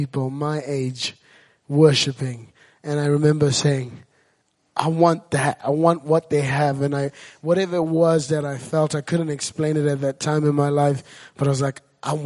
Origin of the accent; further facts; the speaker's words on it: Zimbabwe; moved away; I grew up in Zimbabwe, and I was at an orphanage